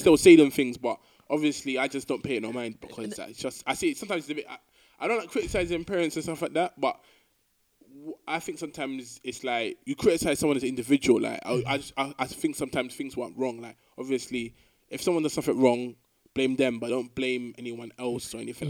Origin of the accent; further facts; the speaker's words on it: London, United Kingdom; moved away as an adult; now in Glasgow, United Kingdom; originally I'm born in London, but I'm not ethnically English person